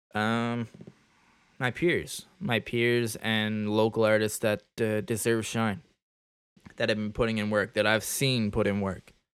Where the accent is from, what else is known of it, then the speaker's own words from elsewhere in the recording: Nova Scotia, Canada; right in my hometown, right in our hometown in Nova Scotia. East Coast of Canada.